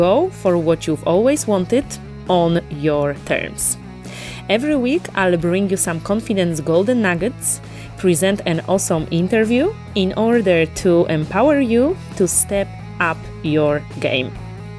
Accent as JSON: {"language": "English", "country": "Poland", "also_born_or_lived": "Dublin, Ireland / London, United Kingdom", "moved": "as an adult", "lives_now": "Alicante, Spain", "said": "I moved out of Poland, my home country"}